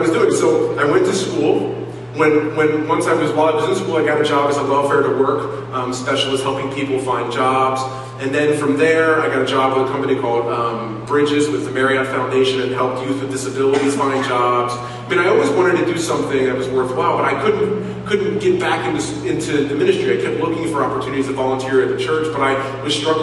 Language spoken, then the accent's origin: English; Silver Spring, Maryland, United States; moved away as an adult; also born or lived in Cincinnati, Ohio; we moved to Maryland, and where I grew up in the Silver Spring area